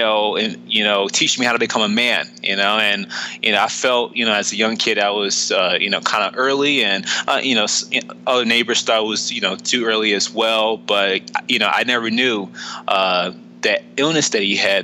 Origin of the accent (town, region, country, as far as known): Philadelphia, Pennsylvania, United States; born or raised there